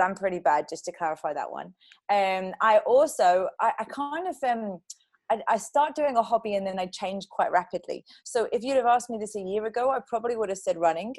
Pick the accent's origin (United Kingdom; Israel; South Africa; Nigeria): United Kingdom; London; moved away as an adult; also born or lived in Dubai / Switzerland; I grew up in London. I moved around the UK quite a bit. And then I went to Dubai for a while, then back to the UK, and then to Switzerland.